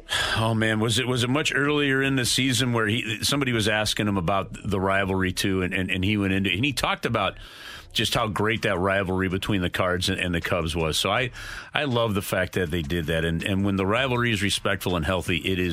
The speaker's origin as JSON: {"language": "English", "town": "St. Louis", "region": "Missouri", "country": "United States", "said": "I'm from St. Louis."}